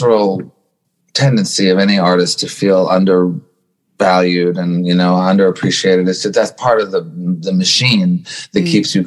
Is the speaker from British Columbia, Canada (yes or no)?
no; Montreal, Quebec, Canada; I was brought up in Montreal